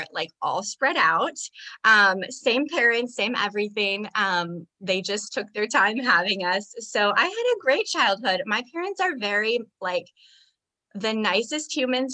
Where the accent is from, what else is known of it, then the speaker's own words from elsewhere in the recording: Iowa, United States; also born or lived in Las Vegas; now in Texas, United States; I am from Iowa.